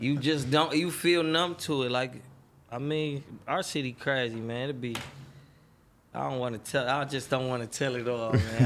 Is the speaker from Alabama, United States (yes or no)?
no; Detroit, Michigan, United States; I grew up on the west side of Detroit, on Seven Mile, Seven Mile Southfield area